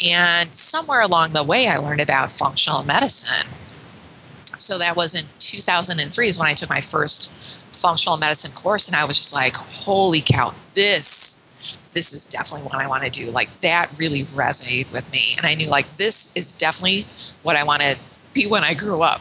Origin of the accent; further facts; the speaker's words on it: Chicago, Illinois, United States; moved away as an adult; now in Ottawa, Canada; I'm born and raised in Chicago